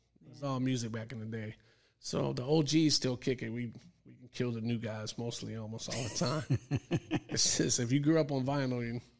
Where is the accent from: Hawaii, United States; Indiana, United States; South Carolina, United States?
Hawaii, United States; Because I grew up in Hawaii, so until the military, I didn't know racism until I went in the military. Everyone was mixed. It's a melting pot, you know.